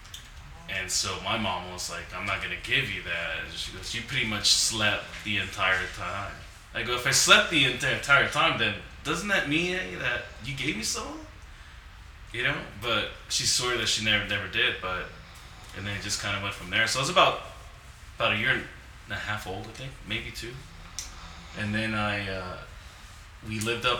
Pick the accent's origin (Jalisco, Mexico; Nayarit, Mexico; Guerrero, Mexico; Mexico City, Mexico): Nayarit, Mexico; moved away; I was born in Mexico, in Nayarit.